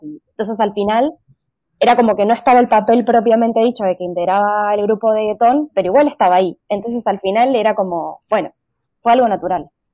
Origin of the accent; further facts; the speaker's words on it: Argentina; accent: Argentine; moved away as an adult; notarán por mi acento que soy argentina